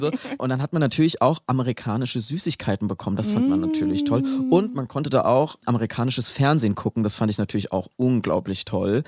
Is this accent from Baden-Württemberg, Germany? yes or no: no; Aschaffenburg, Bavaria, Germany; dass in Aschaffenburg, wo ich aufgewachsen bin